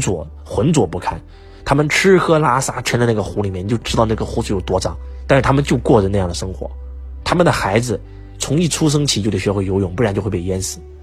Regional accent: China

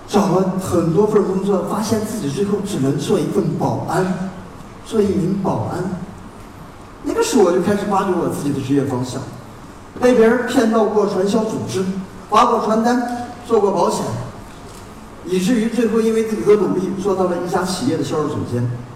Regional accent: Gansu, China; 我初生在甘肃省的一个贫民山区，六岁的时候我坐在我们村庄的一个大石头上，啃着黑面膜

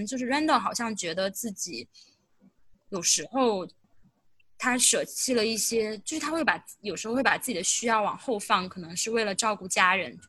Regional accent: Jiangsu, China; 因为我小时候出生在江西，但是四岁的时候又去江苏。我觉得我不被江西，呃，就我不属于江西，因为我待在那里很短。我也不属于江苏，因为我在那里没有一个固定的家。

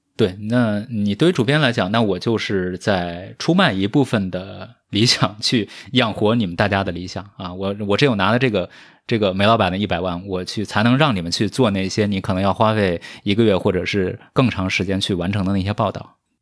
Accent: rural southern China, Anhui, China; moved away; 因为我是一个来自于中国南方这个乡村的少年

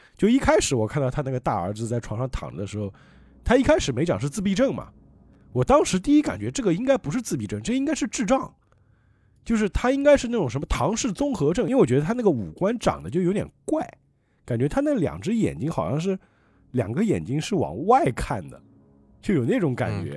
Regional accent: Changzhou, Jiangsu, China; 我们常州这边

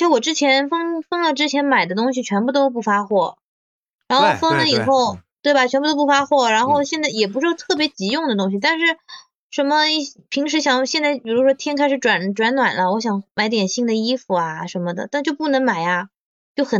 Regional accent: Shanghai, China; 作为上海人，

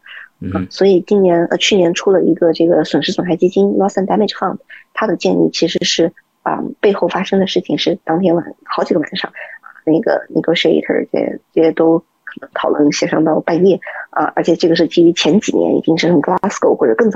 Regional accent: China; 特别尤其是作为一个中国人，在这个。呃，社群里面的时候啊，经常我在一个峰会的时候会被 treated as a government official

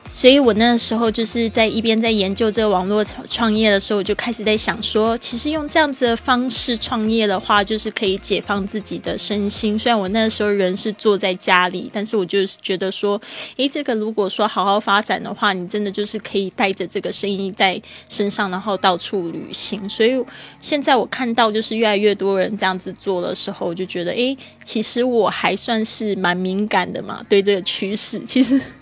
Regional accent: Taiwan; moved away as an adult; also born or lived in Shanghai; 我在台湾出生长大的

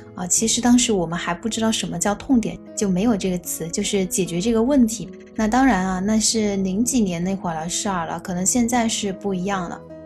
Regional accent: Meishan, Sichuan, China; 比如说拿我们四川做一个比方哈，那比如我的老家是眉山的

